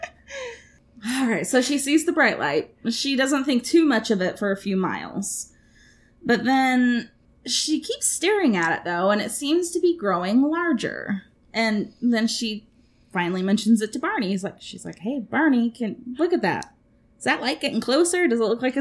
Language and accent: English; Florida, United States; moved away; I'm originally from Florida